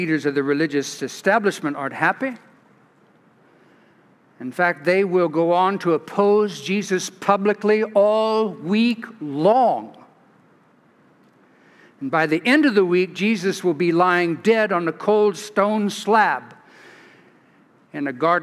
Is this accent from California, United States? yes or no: yes; California, United States; now in Sugar Land, United States; I'm from California